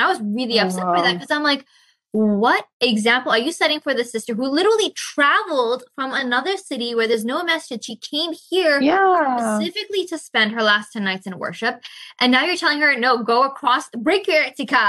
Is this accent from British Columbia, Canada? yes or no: yes; Victoria, British Columbia, Canada; moved away as an adult; also born or lived in Malaysia; I moved back to Canada, my hometown here in Victoria